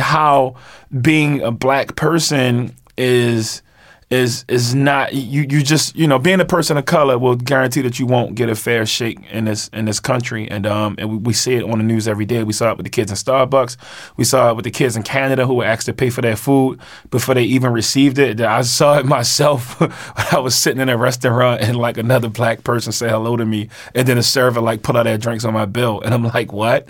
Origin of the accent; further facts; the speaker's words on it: Baltimore, Maryland, United States; I'm from East Baltimore